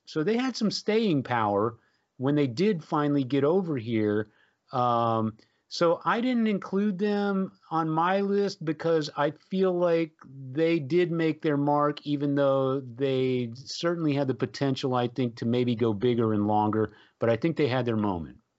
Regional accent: San Antonio, Texas, United States; growing up in San Antonio, of course, uh, we, we had the great Joe Anthony as a D J on the F M station in San Antonio

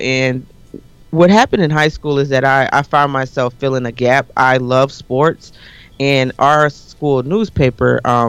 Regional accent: Detroit, Michigan, United States; also born or lived in Eastpointe, Michigan; I was born and raised in Detroit, went to school in Detroit

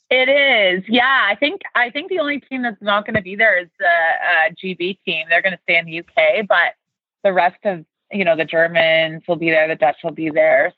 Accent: Toronto, Ontario, Canada; moved away as an adult; I grew up in Toronto, Canada

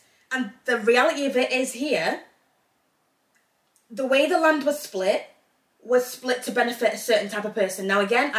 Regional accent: England, United Kingdom; also born or lived in Zambia; now in Northern Ireland, United Kingdom; I grew up in England.

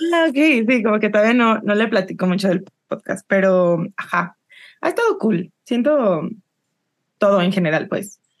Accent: Yucatán, Mexico; soy yucateca

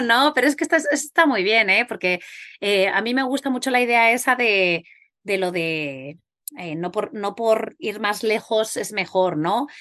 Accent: Huesca, Aragon, Spain; soy de Huesca

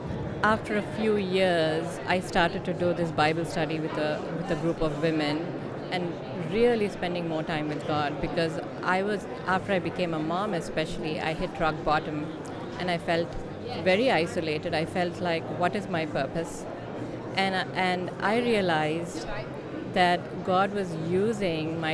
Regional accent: Hyderabad, Telangana, India; moved away as an adult; also born or lived in Nashville, Tennessee; now in San Jose, United States; In Hyderabad, which is in the south of India

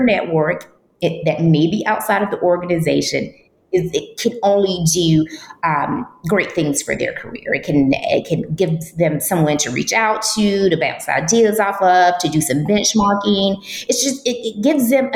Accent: Metter, Georgia, United States; I grew up in Metter, which is probably about 2.5-3 hours east of Atlanta.

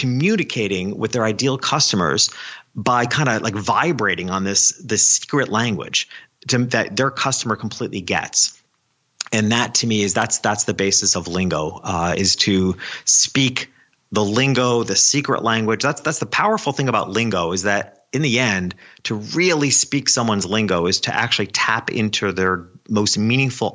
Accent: New York, United States; my hometown, which was a small country town a couple hours north of New York City

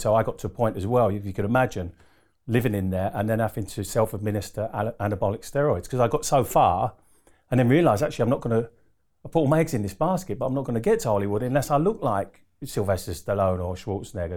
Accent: Harlow, East of England, United Kingdom; also born or lived in Doncaster; I pretty much grew up in Essex. So I'm an Essex boy at heart

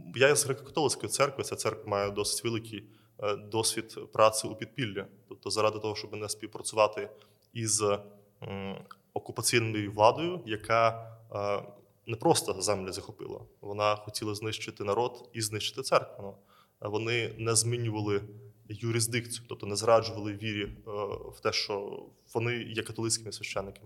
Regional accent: Belarus; now in Ukraine; Я є родом з Білорусі

